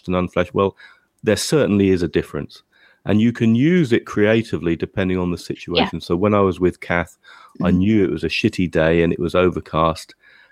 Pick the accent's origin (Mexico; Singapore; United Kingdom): United Kingdom; England; we're English